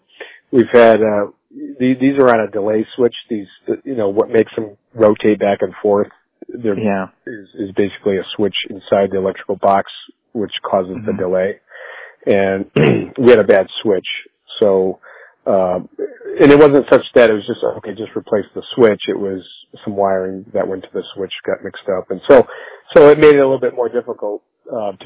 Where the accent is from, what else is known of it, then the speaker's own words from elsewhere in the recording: Northampton, Massachusetts, United States; I grew up here in Northampton